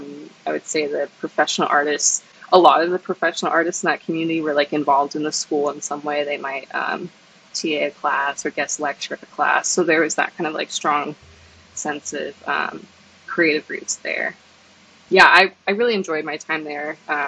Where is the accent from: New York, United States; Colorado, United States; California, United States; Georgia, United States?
California, United States; San Diego; what was it like growing up in San Diego? {S1} It's beautiful. The weather is perfect year round. I was lucky enough to live like pretty close to the beach.